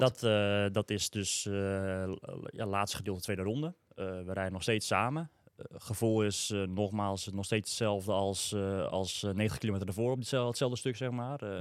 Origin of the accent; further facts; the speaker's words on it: Almere, Flevoland, Netherlands; ik uit Almere kwam